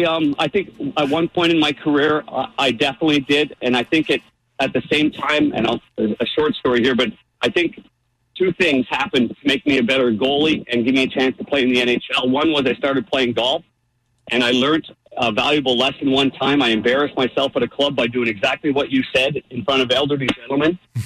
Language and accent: English; Midwest, United States; now in St. Louis, United States; when I came from the Midwest where we all had bent grass, where you can take a big divot in the fairway